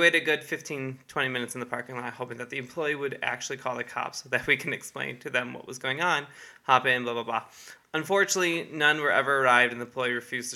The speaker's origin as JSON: {"language": "English", "area": "near Detroit", "region": "Michigan", "country": "United States", "said": "I'm from Michigan and near Detroit"}